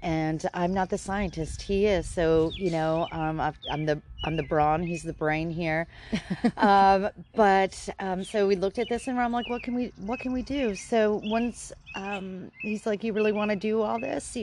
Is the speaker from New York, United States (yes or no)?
yes; upstate New York, United States; moved away as an adult; also born or lived in California / Berkeley, California; now in Tarlton, United States; I'm originally from upstate New York